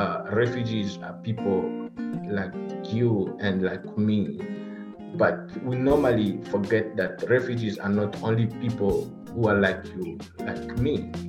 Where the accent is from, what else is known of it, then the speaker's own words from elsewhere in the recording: DR Congo; moved away as an adult; now in Seattle, United States; I'm originally from the Democratic Republic of the Congo. Currently, I'm residing in Washington State, Seattle areas. I came in this country as a refugee in 2018 with my family